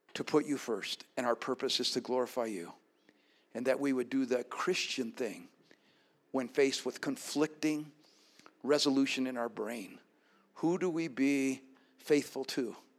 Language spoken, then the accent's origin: English; Colorado, United States; my being born and raised in Colorado